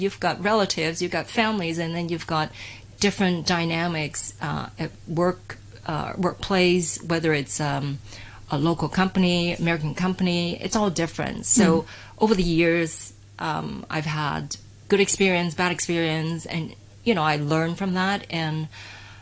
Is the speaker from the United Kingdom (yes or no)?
no; Canada; moved away as an adult; now in Hong Kong; I originally from Hong Kong, many people are aware, but I grew up in Canada.